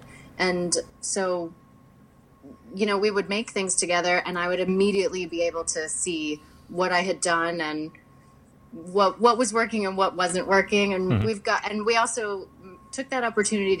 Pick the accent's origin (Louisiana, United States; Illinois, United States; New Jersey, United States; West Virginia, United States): West Virginia, United States; Wheeling; moved away as an adult; also born or lived in Chicago / New York; now in Los Angeles, United States; I grew up mostly in West Virginia